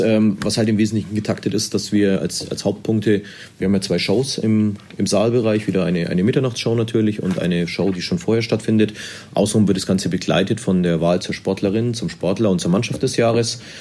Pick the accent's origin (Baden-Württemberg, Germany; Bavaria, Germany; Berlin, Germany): Bavaria, Germany; Erlangen; Ich komme ja aus Erlangen, ich bin hier in Erlangen verwurzelt.